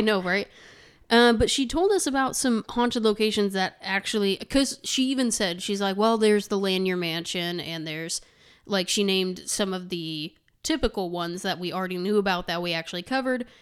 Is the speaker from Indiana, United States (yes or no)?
yes; Terre Haute, Indiana, United States; We said Terre Haute.